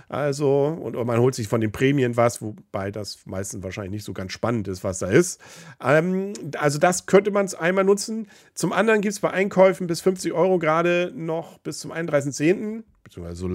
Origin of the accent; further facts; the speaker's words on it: Kiel, Schleswig-Holstein, Germany; Aber man sucht sich seine Superlative natürlich gerne, gerade als Kieler.